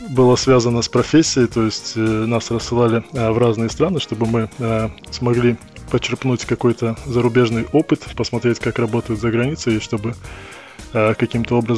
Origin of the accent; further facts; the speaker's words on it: Perm, Perm Krai, Russia; moved away as an adult; now in London, United Kingdom; А, я приехал из города Пермь, а, оказался здесь достаточно просто. А, это было связано с моим а, местом обучения, с моим институтом